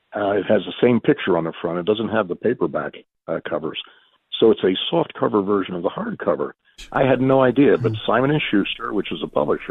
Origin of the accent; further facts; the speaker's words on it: Easton, Pennsylvania, United States; moved away; my hometown of Easton, Pennsylvania